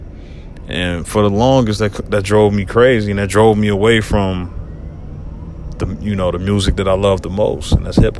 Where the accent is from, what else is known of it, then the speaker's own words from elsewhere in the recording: Cincinnati, Ohio, United States; my hometown, Cincinnati.